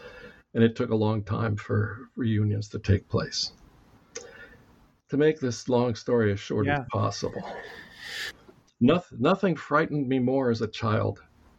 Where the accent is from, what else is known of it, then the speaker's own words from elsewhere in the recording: Cuba; born there; The short version is that I was born in Cuba in 1950.